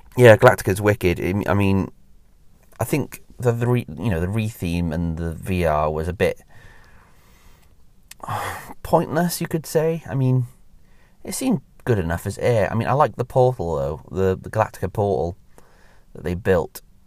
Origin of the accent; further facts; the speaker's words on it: Welsh, Wales, United Kingdom; moved away; I used to live in Wales. I mean, I'm, I'm Welsh